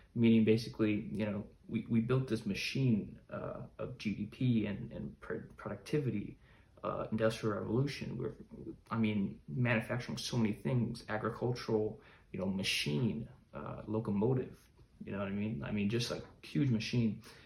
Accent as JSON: {"language": "English", "town": "Chicago", "region": "Illinois", "country": "United States", "tie": "born or raised there", "said": "I grew up in America, in the US, in uh, Chicago, a large city"}